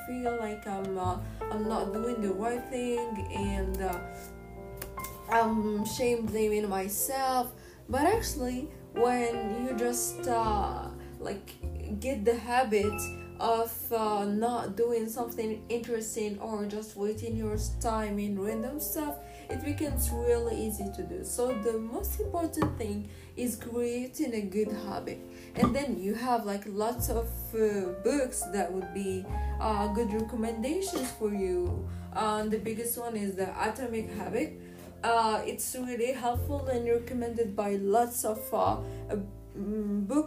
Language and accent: English; Casablanca, Casablanca-Settat, Morocco; I'm from Casablanca